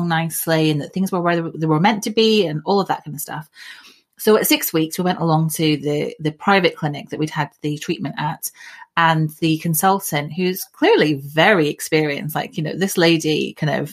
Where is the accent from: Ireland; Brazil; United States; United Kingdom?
United Kingdom; Scotland; moved away as an adult; now in South East England, United Kingdom; I grew up in Scotland. And about 20 years ago, I moved down to the southeast of England